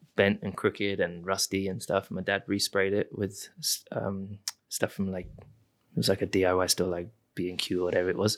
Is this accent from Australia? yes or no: no; United Kingdom; I am British